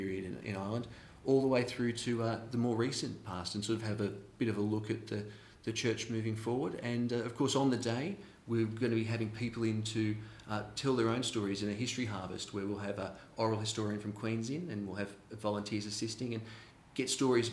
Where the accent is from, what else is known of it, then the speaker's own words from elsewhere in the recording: Australia; moved away as an adult; now in Belfast, United Kingdom; Obviously not from here originally, I'm from Australia, and I moved across to get into the sector.